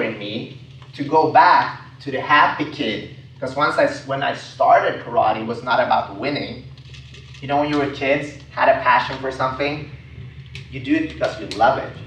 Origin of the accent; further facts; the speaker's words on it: Sweden; I grew up in Sweden, so I'm an immigrant